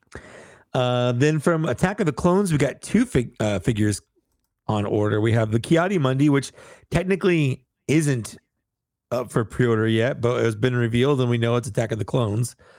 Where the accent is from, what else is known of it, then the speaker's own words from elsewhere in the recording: United States; I'm, I'm an American